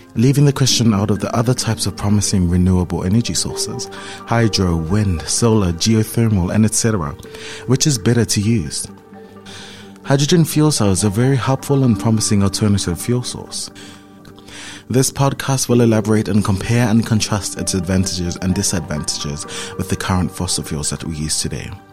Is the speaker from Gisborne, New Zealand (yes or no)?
no; Auckland, New Zealand; I'm from Auckland